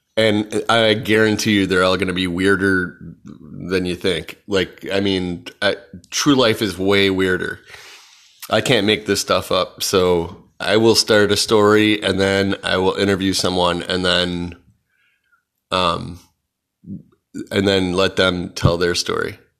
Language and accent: English; Chicago, Illinois, United States; I'm from Chicago